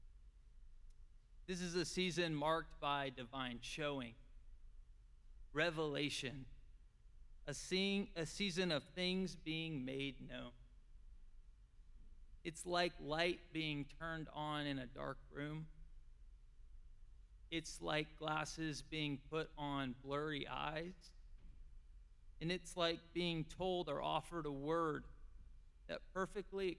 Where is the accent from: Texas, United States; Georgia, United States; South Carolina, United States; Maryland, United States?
Texas, United States; Hutto; I'm from Hutto, Texas